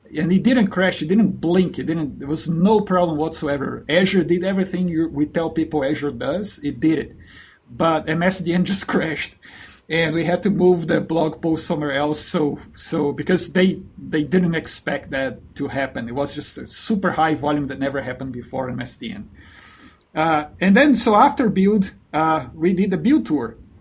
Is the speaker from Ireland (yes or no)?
no; Brazil; moved away as an adult; also born or lived in New Zealand; I'm originally from Brazil